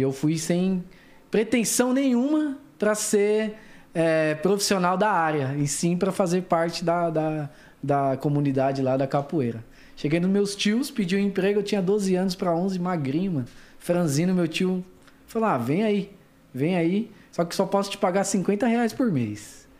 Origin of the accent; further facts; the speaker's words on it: São Paulo, Brazil; Zona Norte de São Paulo, capital. Foi lá que eu comecei meus primeiros passos